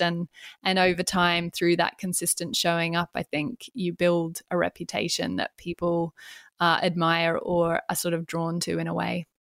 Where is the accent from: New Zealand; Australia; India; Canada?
Australia; moved away as an adult; now in London, United Kingdom; I am Australian and I moved to the U K seven years ago